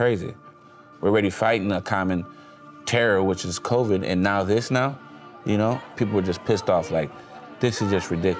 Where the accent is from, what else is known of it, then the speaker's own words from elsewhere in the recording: Minneapolis, Minnesota, United States; I'm from South Minneapolis, Minnesota, co-founder of 10K.